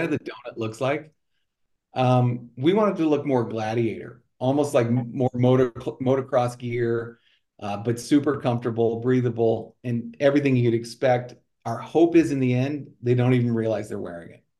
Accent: Colorado Springs, Colorado, United States; moved away as an adult; also born or lived in Sioux City; I grew up in Colorado

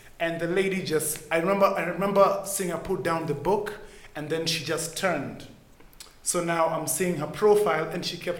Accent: Kenya; I'm born and raised in Kenya

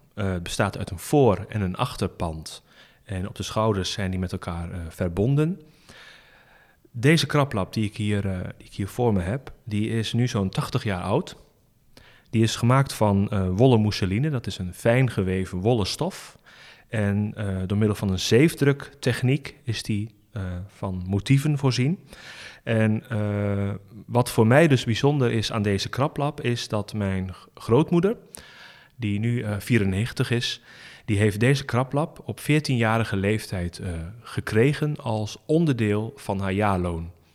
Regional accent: Rouveen, Overijssel, Netherlands; ik ben opgegroeid in Rauveen, bij Staphorst.

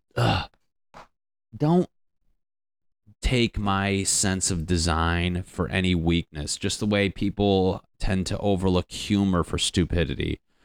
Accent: Connecticut, United States; moved away as an adult; now in Los Angeles, United States; I'm from Connecticut

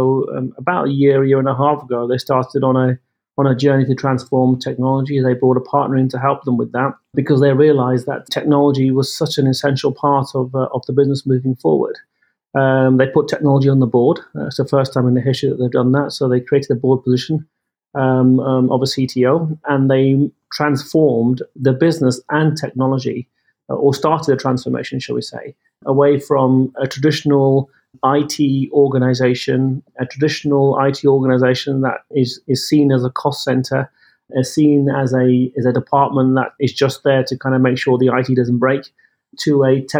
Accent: United Kingdom; as you can tell from my from my accent, I'm I'm from the UK, um, but my parents were are from India. Uh, I was born in the UK. Um, and brought up there and educated there

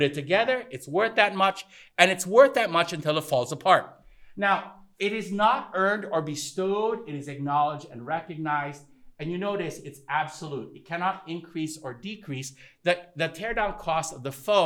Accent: Thailand; moved away; also born or lived in United States; I grew up in Thailand

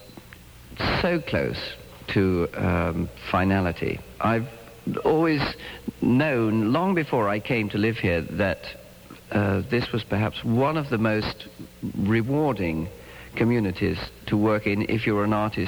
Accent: England, United Kingdom; now in United States; being an Englishman in America

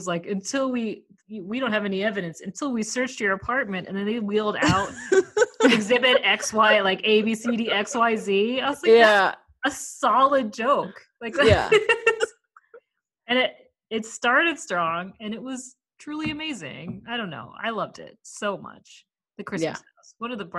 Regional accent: Maine, United States; moved away as an adult; now in Los Angeles, United States; I live in Los Angeles, but I'm from Maine and all my family is in Maine. So I drove from Los Angeles back to Maine. I'm in Portland, Maine right now in an Airbnb

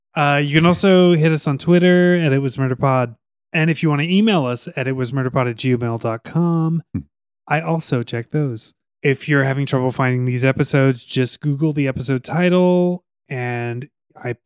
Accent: Tacoma, Washington, United States; my hometown is gone

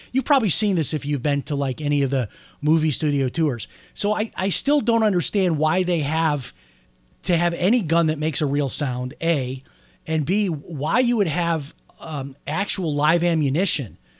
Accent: outside of Chicago, Illinois, United States; now in Florida, United States; growing up outside of Chicago

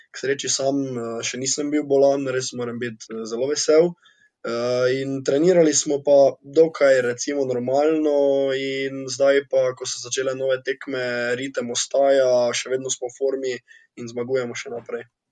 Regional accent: Slovenia; Slovenci smo športni narod

